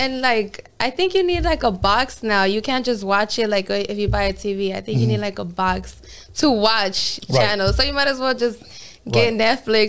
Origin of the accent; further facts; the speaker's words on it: Los Angeles, California, United States; I'm from South Central Los Angeles, California, you know. I was born and raised there. I literally have been living there since I was a kid.